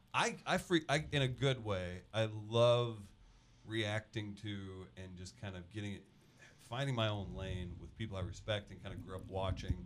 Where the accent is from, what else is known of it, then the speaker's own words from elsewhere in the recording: St. Louis, Missouri, United States; I'm from Saint Louis